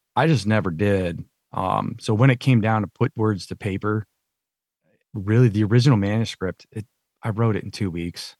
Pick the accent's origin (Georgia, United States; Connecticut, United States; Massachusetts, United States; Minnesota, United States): Connecticut, United States; Thomaston; moved away as an adult; also born or lived in North Carolina; when I grew up in Connecticut